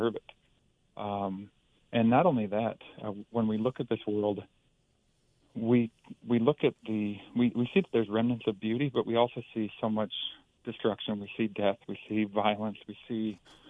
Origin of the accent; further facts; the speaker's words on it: Green Bay, Wisconsin, United States; moved away; I grew up in the Green Bay area, graduated from Bayport High School back in 92